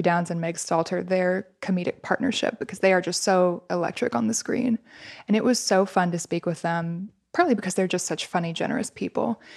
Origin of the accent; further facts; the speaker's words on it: Midwest, United States; I'm from the Midwest.